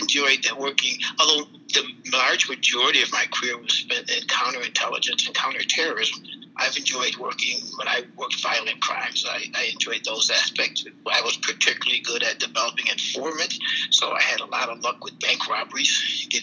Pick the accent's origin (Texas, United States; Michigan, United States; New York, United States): New York, United States; Buffalo; moved away; Buffalo Division, which is my hometown